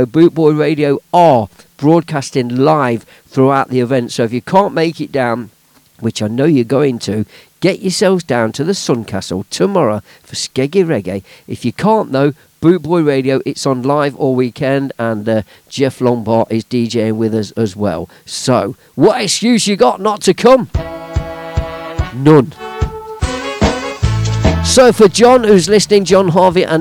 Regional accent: Leicester, East Midlands, United Kingdom; my hometown of Leicester

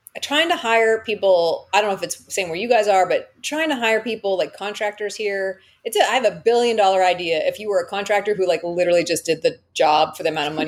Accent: Toronto, Ontario, Canada; I'm from Toronto

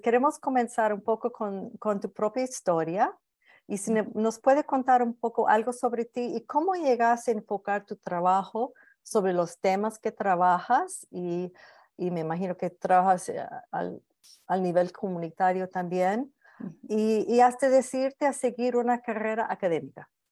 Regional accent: New York, United States; now in Northern California, United States; Yo soy de Nueva York

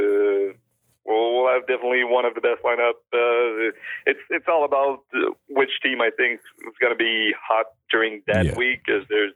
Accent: Saint-Gervais, Quebec, Canada; English is a second language; Saint-Gervais is my hometown.

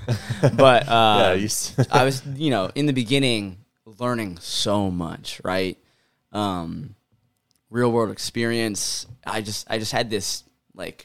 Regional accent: Ohio, United States; I grew up in America. I grew up in Ohio

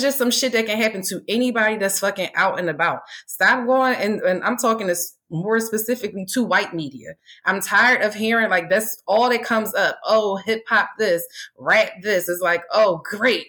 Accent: Philadelphia, Pennsylvania, United States; growing up in Philly

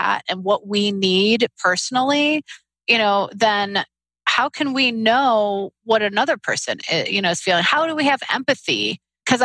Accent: Detroit, Michigan, United States; I grew up in Detroit

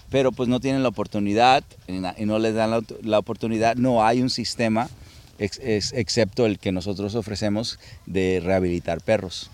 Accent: Culiacán, Sinaloa, Mexico; now in United States; nací en Culiacán y luego me llevaron a, al rancho en Hispalino con mis abuelos

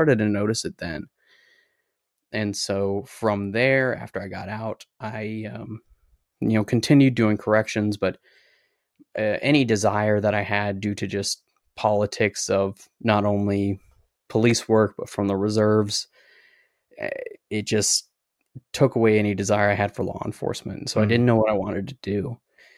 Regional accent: South Dakota, United States; I'm originally from South Dakota, and I don't have that accent anymore.

